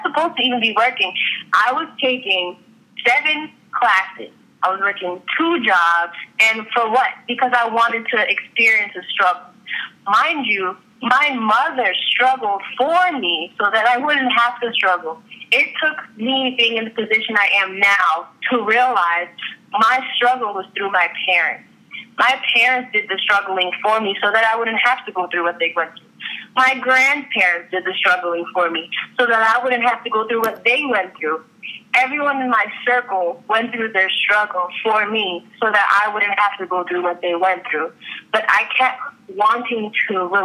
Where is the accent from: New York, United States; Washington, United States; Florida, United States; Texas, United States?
New York, United States; New York City; now in Orlando, United States; I was raised in Far Rockaway, Queens, New York